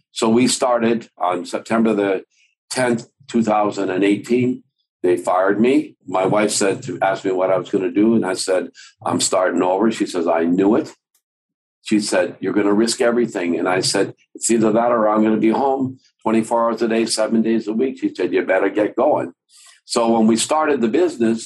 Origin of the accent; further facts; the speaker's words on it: Calgary, Alberta, Canada; also born or lived in Denmark; We came from Denmark in 1952 to Calgary. My mom and my dad and my brother and my sister